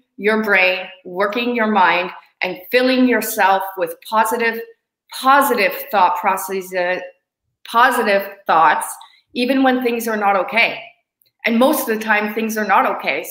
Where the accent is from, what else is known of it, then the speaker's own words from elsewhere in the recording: Hamilton, Ontario, Canada; being in Hamilton, my hometown, I've been here longer than I usually am.